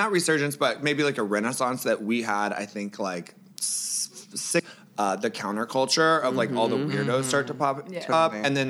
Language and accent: English; Mexico City, Mexico; I'm from Mexico City